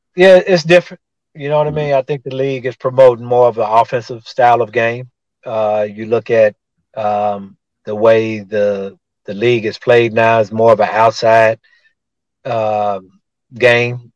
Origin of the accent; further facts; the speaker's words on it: Tulsa, Oklahoma, United States; my hometown of Tulsa, Oklahoma